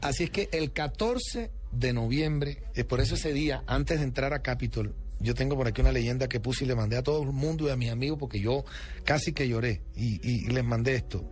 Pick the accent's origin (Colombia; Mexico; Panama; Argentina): Colombia; soy el primer colombiano en la historia